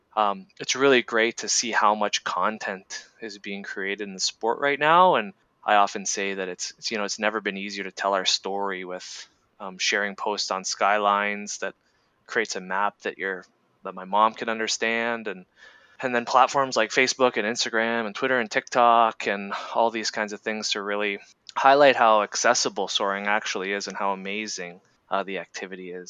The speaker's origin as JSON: {"language": "English", "region": "Ontario", "country": "Canada", "tie": "born or raised there", "said": "I grew up in Ontario, Canada"}